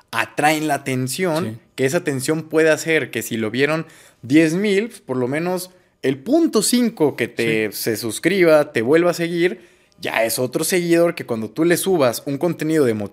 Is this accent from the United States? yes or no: no; Mexico; Que nosotros somos mexicanos